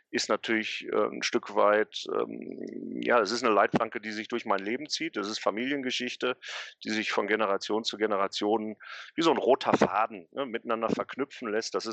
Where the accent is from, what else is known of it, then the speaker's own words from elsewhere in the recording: North Rhine-Westphalia, Germany; welche zauberhafte Geschichte sich hier in meiner Heimat, also im Ruhrgebiet, in den letzten 150, 160, 170 Jahren abgespielt hat